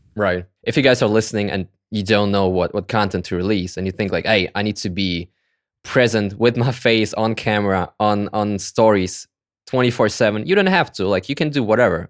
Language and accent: English; Kazakhstan; I was born in Kazakhstan, actually, like in the former Soviet Union